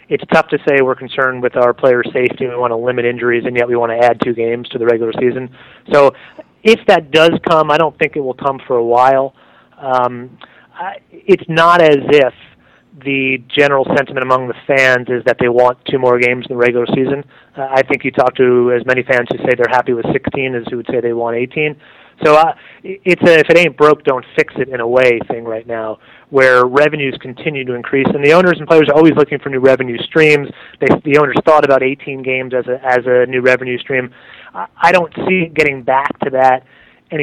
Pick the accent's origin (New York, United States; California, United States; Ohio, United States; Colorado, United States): New York, United States; I'm a New Yorker